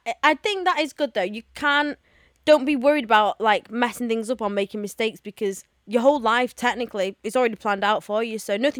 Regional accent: Texas, United States; I'm from Texas.

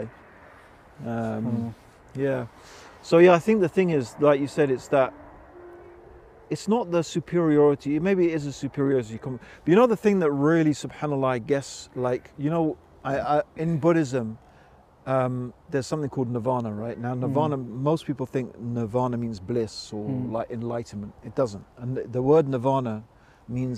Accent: United Kingdom; being white, being British

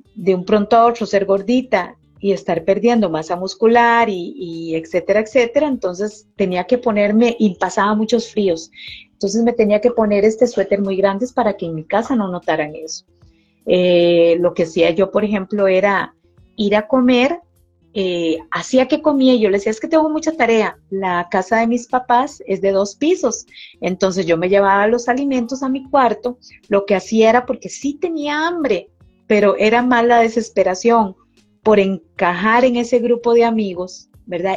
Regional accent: Costa Rica; aquí en mi país, Costa Rica, se dice ajetreado

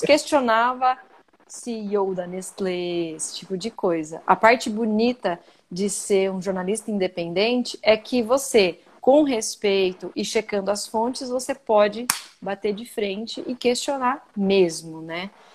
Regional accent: Brazil; accent: Brazilian; also born or lived in United States; tem um ziriguidum brasileiro no, no, quando eu falo

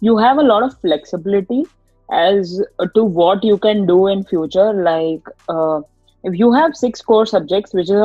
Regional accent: Mumbai, Maharashtra, India; moved away as an adult; now in Jersey City, United States; So I am from Mumbai.

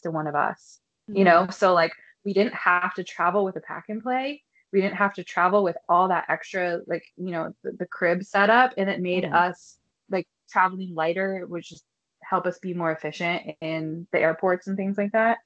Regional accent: United States; I'm from Washington

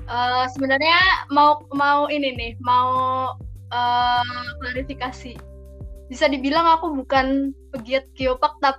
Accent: Kebumen, Central Java, Indonesia; aku asli orang Kebumen, dari Kebumen dan sekarang juga tinggalnya lagi di Kebumen.

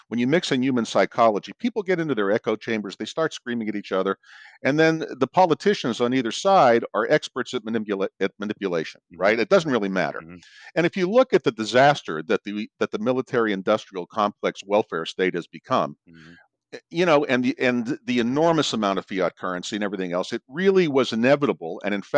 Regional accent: Miami Beach, Florida, United States; also born or lived in Pittsburgh; now in Phoenix, United States; I was born in Miami Beach. I was raised between Miami Beach and Pittsburgh. Long story. Ended up in Arizona.

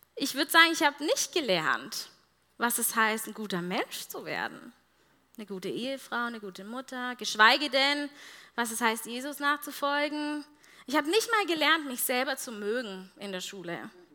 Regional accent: Germany; als Deutsche

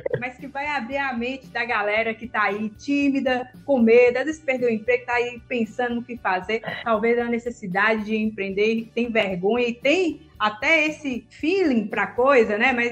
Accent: Montes Claros, Minas Gerais, Brazil; sou de Montes Claros, né? Cresci aqui, nasci aqui.

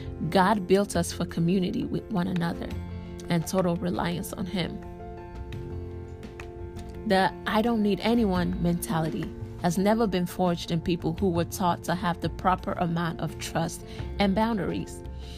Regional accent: Nigeria; As a Nigerian, it is not uncommon for our culture to center our worth on our role in the home.

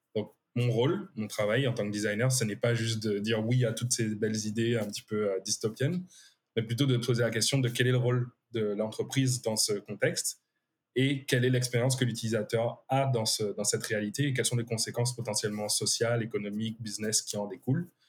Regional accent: Guadeloupe; moved away; on vient de Guadeloupe

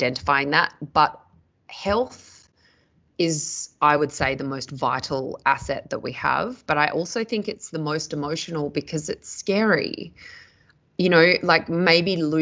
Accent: Perth, Western Australia, Australia; moved away as an adult; also born or lived in Sydney; I grew up in Perth in Western Australia

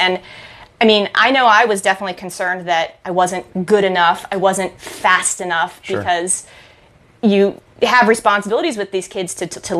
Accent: Frederick, Maryland, United States; also born or lived in Utah

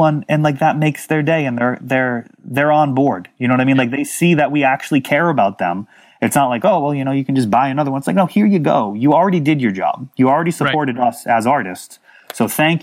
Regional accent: Millis, Massachusetts, United States; I grew up on a country club for a while. In Millis, Massachusetts

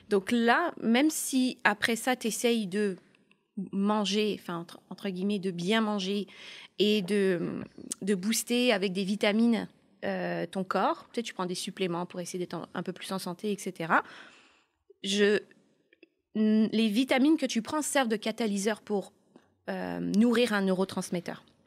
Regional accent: Burgundy, Bourgogne-Franche-Comté, France; now in Montreal, Canada; je viens de la Bourgogne et on est très gentils.

